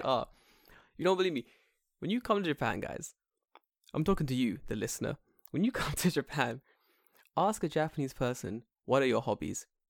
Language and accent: English; England, United Kingdom; we're from England